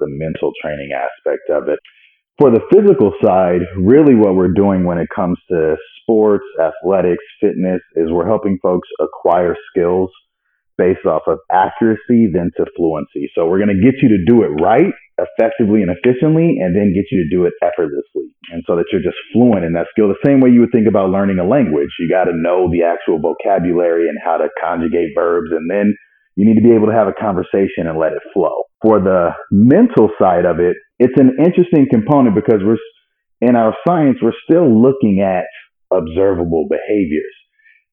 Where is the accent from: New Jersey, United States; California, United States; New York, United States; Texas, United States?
California, United States; Pasadena; I was born and raised in Pasadena, California